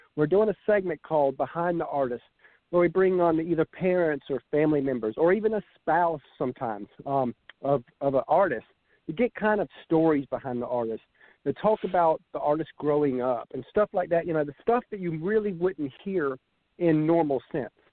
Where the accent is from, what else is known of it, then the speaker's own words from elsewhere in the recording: Savannah, Georgia, United States; we're from Savannah, Georgia